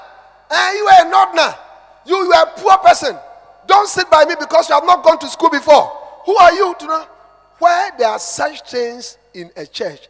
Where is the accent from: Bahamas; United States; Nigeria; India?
India; moved away; I am Indian